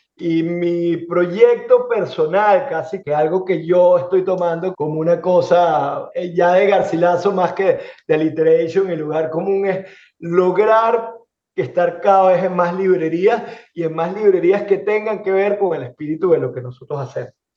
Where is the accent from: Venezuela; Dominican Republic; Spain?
Venezuela; moved away as an adult; now in Miami, United States; en el caso de Venezuela, que es donde yo nací, donde me formé y donde comencé a trabajar